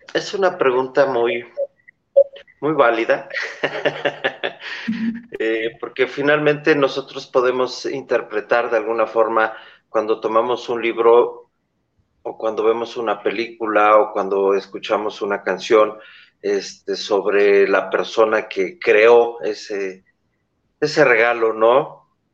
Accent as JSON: {"language": "Spanish", "country": "Mexico", "said": "yo soy mexicano"}